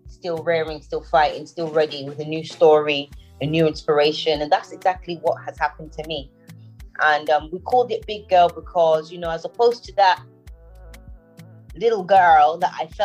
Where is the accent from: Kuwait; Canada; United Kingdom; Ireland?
United Kingdom; London; also born or lived in Nigeria / Houston, United States; I was born in London.